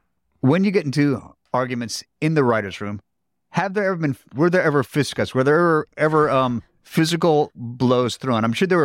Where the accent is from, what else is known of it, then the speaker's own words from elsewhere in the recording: Seattle, Washington, United States; Well, being how I'm from Seattle, Washington, the Evergreen State, I should know the answer to this.